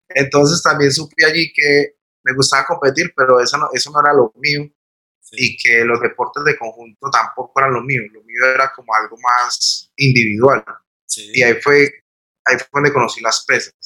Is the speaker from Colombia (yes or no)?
yes; Armenia, Quindío, Colombia; Nací aquí en Armenia en, en el 83.